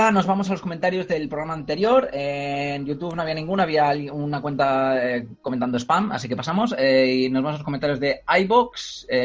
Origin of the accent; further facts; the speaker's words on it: Cornellà de Llobregat, Catalonia, Spain; el, mío también, Cornellá.